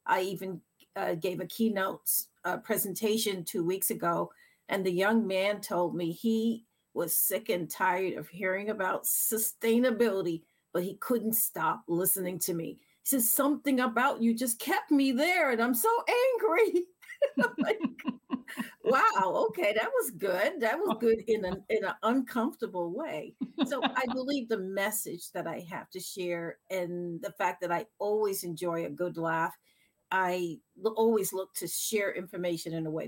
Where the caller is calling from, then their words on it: Massachusetts, United States; So I'm calling in from Massachusetts